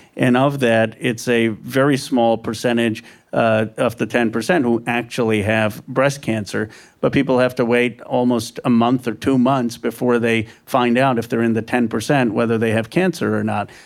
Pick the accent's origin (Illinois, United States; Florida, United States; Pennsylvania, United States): Pennsylvania, United States; Bucks County; now in California, United States; I grew up in Bucks County, Pennsylvania.